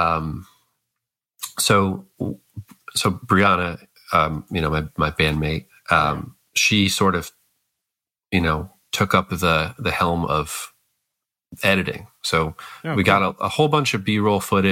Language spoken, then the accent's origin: English; Scranton, Pennsylvania, United States; I'm from Scranton